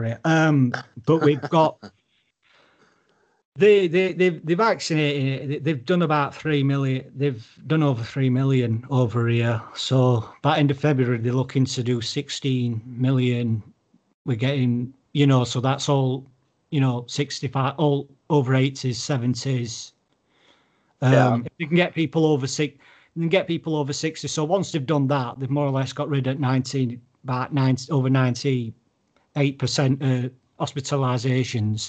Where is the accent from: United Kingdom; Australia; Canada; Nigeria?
United Kingdom; England; I'm English